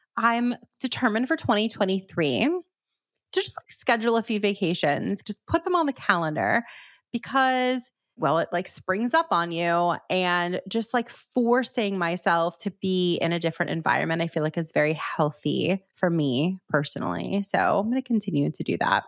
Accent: Miami, Florida, United States; now in New York, United States; I'm from Miami

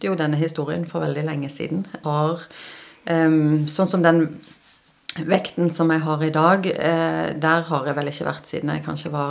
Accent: Stavanger, Rogaland, Norway; also born or lived in Bergen / Sørlandet; Nei, jeg er opprinnelig fra Stavanger. Og så får jeg kjeft når jeg kommer hjem til Stavanger, fordi dialekten min er ganske ødelagt.

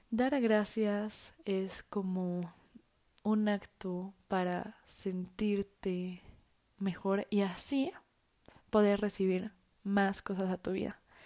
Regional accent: Mexico; soy mexicana

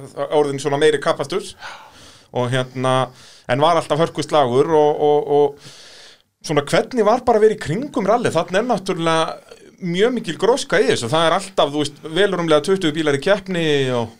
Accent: Iceland; við Íslendingar

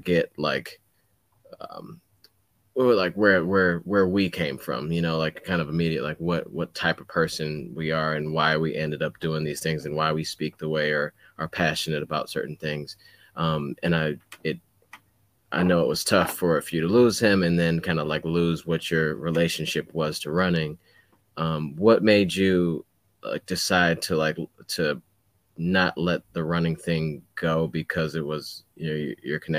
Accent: Detroit, Michigan, United States; moved away as an adult; also born or lived in Massachusetts; I came from the Detroit area

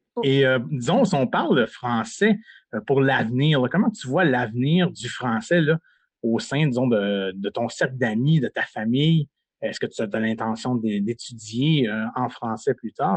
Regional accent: Sainte-Rosalie, Quebec, Canada; moved away as an adult; also born or lived in Kapuskasing, Ontario; j'ai grandi à Sainte-Rosalie, un petit village du Québec, à environ à 35 minutes de Montréal

